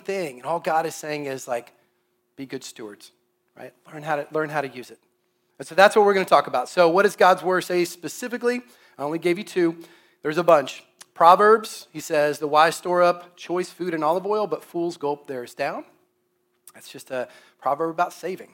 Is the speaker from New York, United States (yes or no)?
no; Kansas City, Missouri, United States; when I was growing up in Kansas City